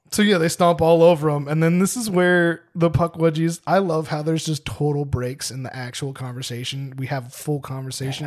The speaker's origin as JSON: {"language": "English", "region": "New Jersey", "country": "United States"}